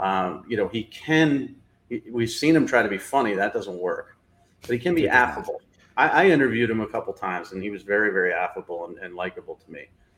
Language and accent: English; New England, United States; a guy who lived in New England all my life